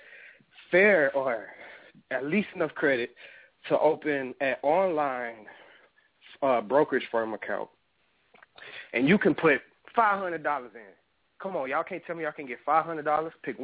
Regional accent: New Orleans, Louisiana, United States; now in Arizona, United States; I'm from New Orleans

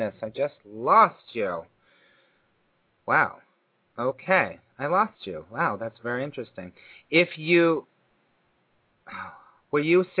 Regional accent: California, United States; also born or lived in Burbank / Granada Hills / Hollywood; now in New York City, United States; I was born and raised in California

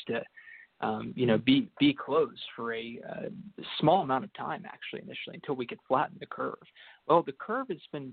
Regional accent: Dallas, Texas, United States; I'm from Dallas, Texas.

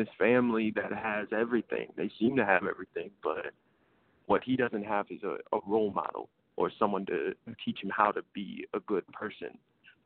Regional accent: Buffalo, New York, United States; I'm from Buffalo, New York

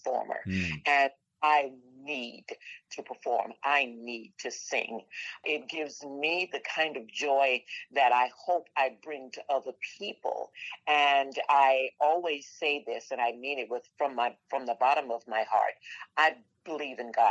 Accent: Florida, United States; I want to stay in Florida. I want to stay right here in my hometown

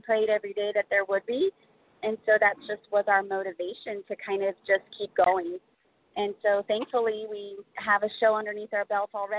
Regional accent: St. Louis, Missouri, United States; I'm from St. Louis, Missouri.

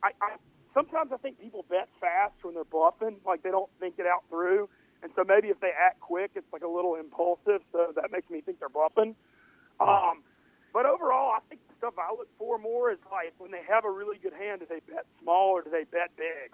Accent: the South, United States; accent: Southern; my Southern accent

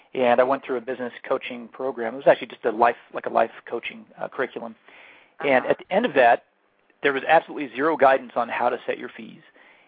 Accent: San Diego, California, United States; now in Atlanta, United States; Yeah, I was raised in San Diego, which is very mild weather, but I've been here for 22 years

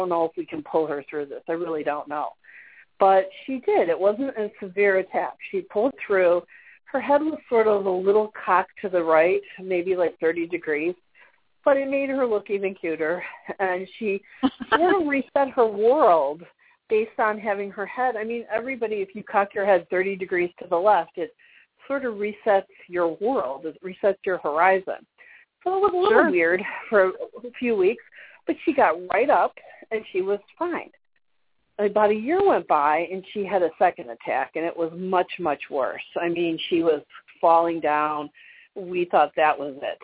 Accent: Chicago, Illinois, United States; I grew up in Chicago

